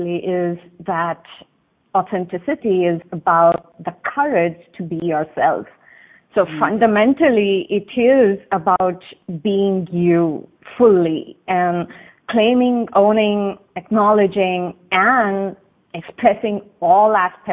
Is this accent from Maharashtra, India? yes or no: no; Bangalore, Karnataka, India; moved away as an adult; I was born in south of India, in the city called Bangalore, and I lived 28 years of my life there